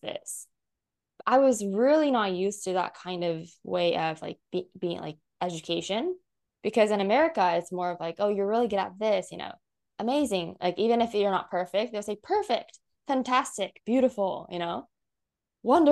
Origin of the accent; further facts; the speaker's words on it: United States; now in Japan; growing up in the States